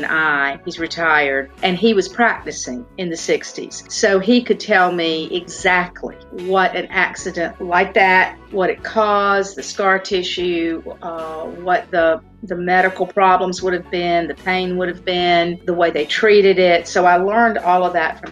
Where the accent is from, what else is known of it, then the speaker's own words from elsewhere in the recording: Spartanburg, South Carolina, United States; my hometown